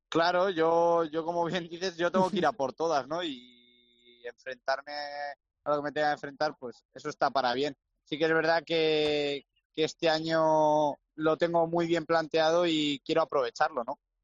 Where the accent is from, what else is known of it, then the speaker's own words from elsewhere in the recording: Salamanca, Castile and León, Spain; mi tierra, ¿no? Con Salamanca